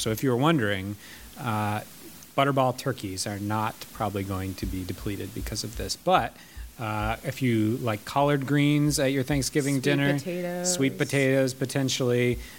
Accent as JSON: {"language": "English", "region": "Michigan", "country": "United States", "moved": "yes", "said": "I'm from Michigan"}